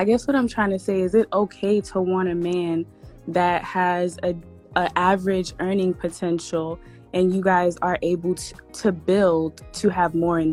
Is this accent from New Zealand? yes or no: no; Nigeria; now in Atlanta, United States; I wasn't born here in America. I was born in Nigeria